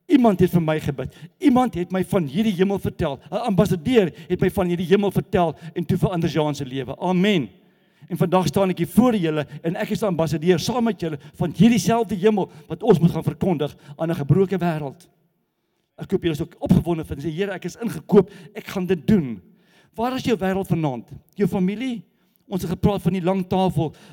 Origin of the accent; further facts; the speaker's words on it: Gauteng, South Africa; maar die Kaapenaars wat waar kom jy vandaan? Jy van Gauteng. Wat's fout? Ek gaan nie jou berg steel nie. So die Kaapenaars glo dat ons van Gauteng af wil die berg kom steel.